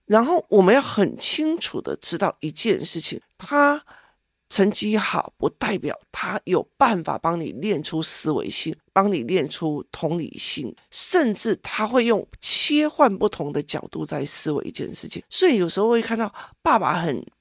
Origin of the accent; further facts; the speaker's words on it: Taiwan; 我们台湾人的男生做不出来